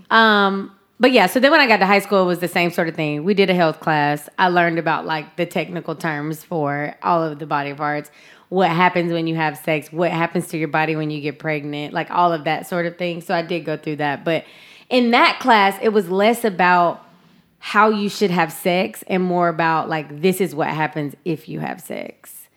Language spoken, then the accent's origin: English; the South, United States; growing up in the South